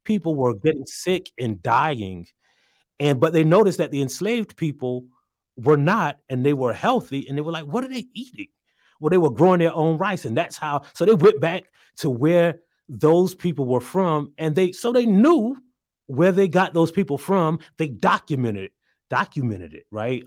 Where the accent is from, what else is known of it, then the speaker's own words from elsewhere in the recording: South Carolina, United States; I'm from South Carolina